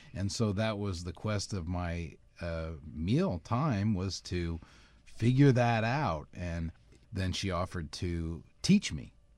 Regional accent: Indiana, United States; I'm from Indiana. I was, uh, born and raised in a cornfield, literally

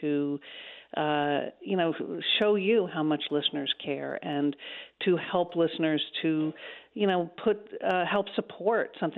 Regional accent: New York City, New York, United States; also born or lived in Tarrytown, New York; I was born in New York City, fourth generation New Yorker.

